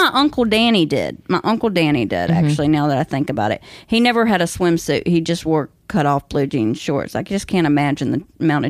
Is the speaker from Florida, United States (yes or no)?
no; Rougemont, North Carolina, United States; I'm from, born and raised in Rougemont, North Carolina, which is like way out in the country where I grew up, like 30 minutes to get to a grocery store.